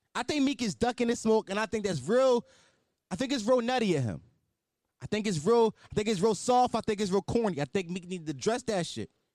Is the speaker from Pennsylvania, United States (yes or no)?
yes; Philadelphia, Pennsylvania, United States; I'm from West Oak Lane.